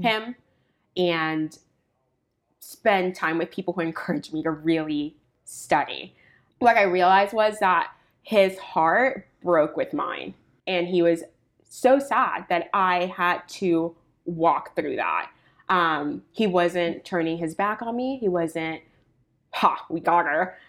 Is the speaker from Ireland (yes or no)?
no; Puerto Rico; now in United States; I was born in Puerto Rico